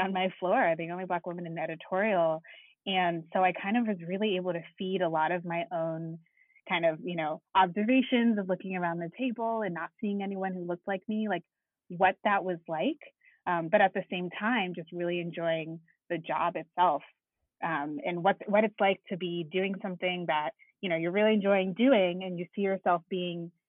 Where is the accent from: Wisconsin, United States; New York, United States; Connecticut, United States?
Connecticut, United States; I'm from Connecticut